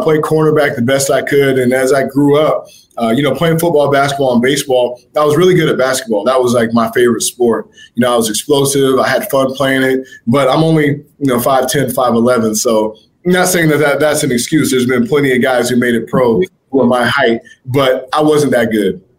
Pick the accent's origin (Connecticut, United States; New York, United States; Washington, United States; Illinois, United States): Washington, United States; Spokane; I was raised in Spokane, Washington